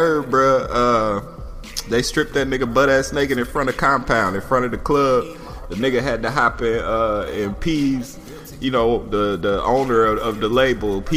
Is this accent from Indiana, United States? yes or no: yes; Indiana, United States; now in Atlanta, United States; Not from here, but I do live here. I'm from Indiana